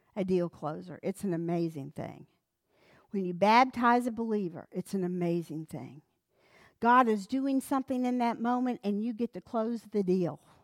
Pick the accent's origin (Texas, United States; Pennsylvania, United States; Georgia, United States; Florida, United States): Texas, United States; Wolfe City; I grew up in North Hunt County, in Wolf City.